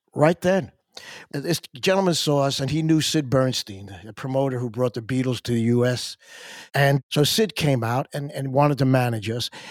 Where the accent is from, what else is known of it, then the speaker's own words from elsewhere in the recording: near Long Island, New York, United States; I knew growing up near Long Island